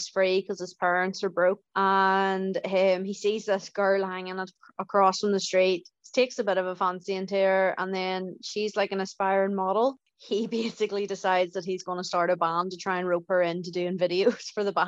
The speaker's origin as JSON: {"language": "English", "country": "Ireland", "said": "I am from a little town in Ireland."}